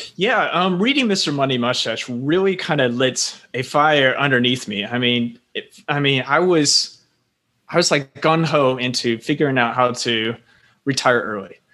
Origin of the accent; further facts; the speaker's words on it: Florida, United States; moved away as an adult; also born or lived in South Carolina; now in Taipei, Taiwan; I'm originally from Florida. Uh, my parents are, they're Northerners that moved down to Florida because it's quite warm. And, um, just growing up in Florida